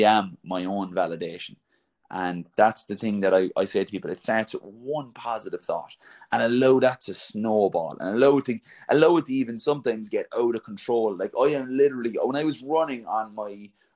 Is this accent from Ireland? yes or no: yes; Ireland; I'm an Irish man, right? So I'm from a country of 4 million people